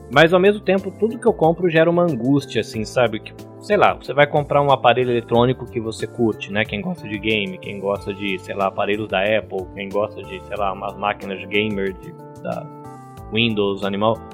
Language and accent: Portuguese; Brazil; eu já fui aquele adolescente brasileiro babaca que amava a bandeira americana